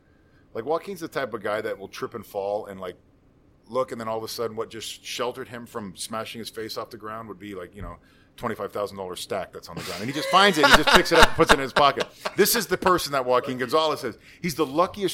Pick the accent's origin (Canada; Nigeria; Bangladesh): Canada; moved away as an adult; I'm Canadian